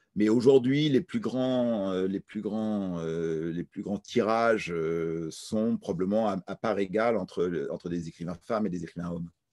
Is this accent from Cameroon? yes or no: no; France; Je suis français